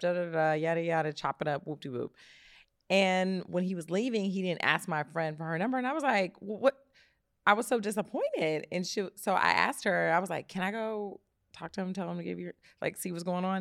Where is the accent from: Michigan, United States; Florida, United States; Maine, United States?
Michigan, United States; Detroit; moved away; I'm from Detroit